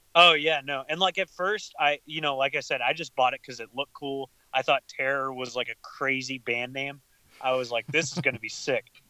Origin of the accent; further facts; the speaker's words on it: Lubbock, Texas, United States; I'm from Lubbock, like Texas